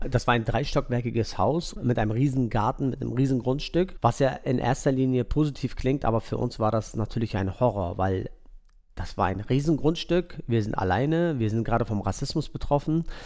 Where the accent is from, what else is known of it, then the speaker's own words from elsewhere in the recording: Mölln, Schleswig-Holstein, Germany; moved away; Wir sind in Mölln, also ich bin in Mölln geboren.